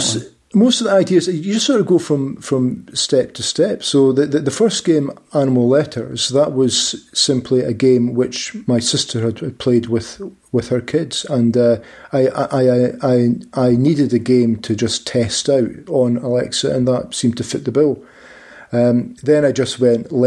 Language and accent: English; Dundee, Scotland, United Kingdom; I'm actually from Dundee. That's the city that I'm from